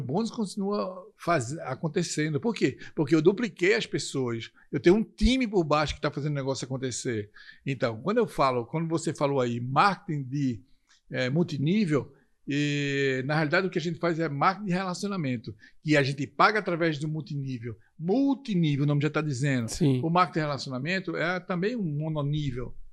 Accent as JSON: {"language": "Portuguese", "town": "Recife", "region": "Pernambuco", "country": "Brazil", "tie": "born or raised there", "moved": "yes", "said": "quando eu desço no aeroporto em Recife, que é a minha terra natal"}